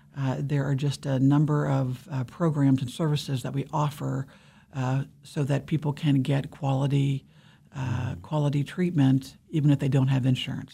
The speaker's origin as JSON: {"language": "English", "region": "Ohio", "country": "United States", "tie": "born or raised there", "also_born_or_lived": "Pennsylvania", "moved": "as an adult", "lives_now": "Kansas, United States", "said": "I was born in Pennsylvania and grew up in Ohio, but I've been in Kansas since I was twenty-one, so this is my home"}